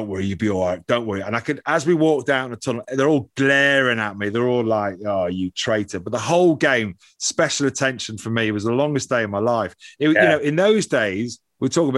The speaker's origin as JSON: {"language": "English", "town": "Dublin", "region": "Leinster", "country": "Ireland", "tie": "born or raised there", "also_born_or_lived": "England", "moved": "yes", "said": "I was born in Dublin"}